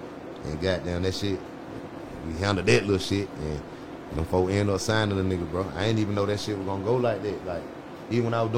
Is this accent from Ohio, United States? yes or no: yes; Cleveland, Ohio, United States; If I'm from Cleveland, then went to school, all of us together in the way.